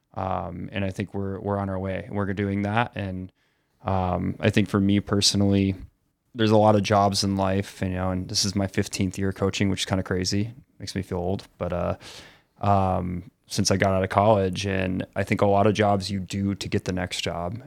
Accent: Eden, New York, United States; moved away; also born or lived in Southern California; we're both from Buffalo and we grew up together

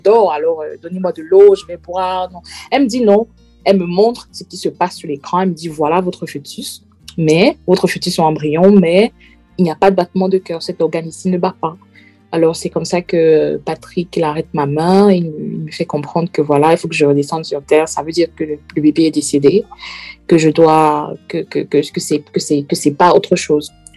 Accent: Centre, Cameroon; moved away as an adult; now in Manchester, United Kingdom; Je suis originaire du Cameroun, plus précisément la tribu du centre, euh, et je réside en ce moment à Manchester, en Angleterre

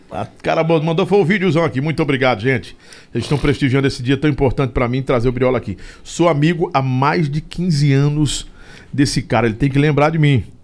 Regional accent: Rio Grande do Norte, Brazil; now in Brasília, Brazil; Lobão, eu sou do Rio Grande do Norte, moro em Brasília.

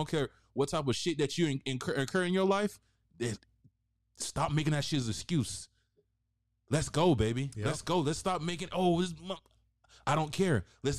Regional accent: the South, United States; I'm from the South, bro.

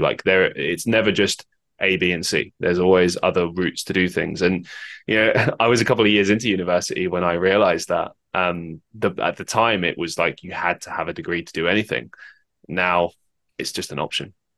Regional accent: London, United Kingdom; I grew up in London

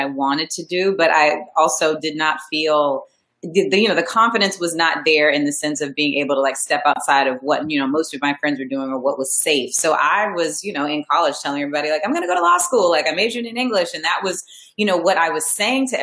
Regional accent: Montgomery, Alabama, United States; also born or lived in Boston, Massachusetts; I grew up in Montgomery, Alabama, and it's, you know, it's Alabama, but Montgomery is the capital.

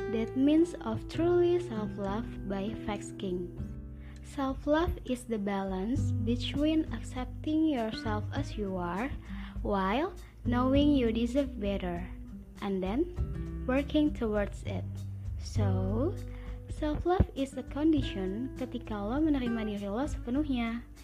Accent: Cikampek, West Java, Indonesia; lahir di Cikampek tanggal 26 Desember 2000.

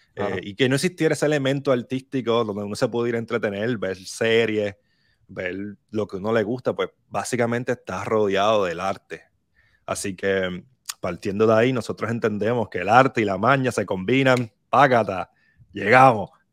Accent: Barranquitas, Puerto Rico; Yo soy de Barranquitas, eh, me crié en Barranquita

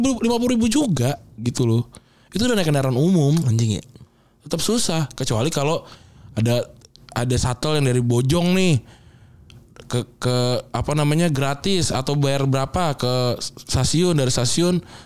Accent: Jakarta, Indonesia; kita sebagai orang Jakarta

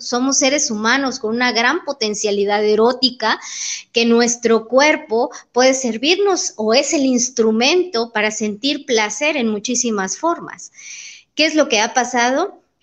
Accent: Comitán, Chiapas, Mexico; moved away as an adult; now in Tuxtla Gutiérrez, Mexico; nací en Comitán. Llevo más de 20 años viviendo en Tuxtla Gutiérrez

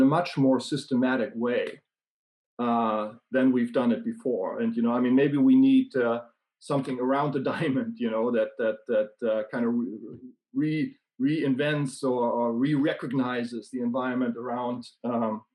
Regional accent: Germany; now in Sweden; I live in Sweden, but I grew up in Germany.

